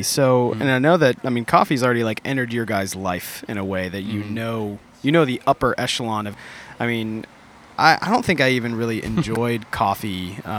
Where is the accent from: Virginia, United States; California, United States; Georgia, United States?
Georgia, United States; Atlanta; and I'm from Atlanta.